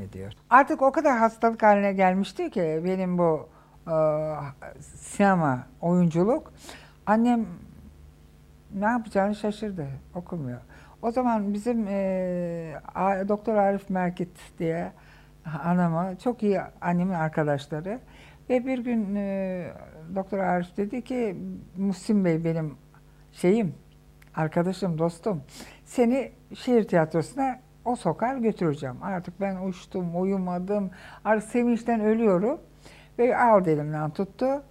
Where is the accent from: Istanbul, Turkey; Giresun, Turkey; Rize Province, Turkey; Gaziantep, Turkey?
Istanbul, Turkey; Büyüdüğüm sokak şimdi Ayhan Işık Sokak dedikleri sokak benim sokağım. Orada büyüdüm